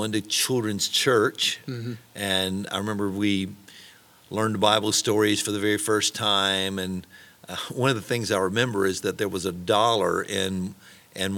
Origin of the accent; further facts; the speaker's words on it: Smyrna, Georgia, United States; born or raised there; also born or lived in Greeneville, Tennessee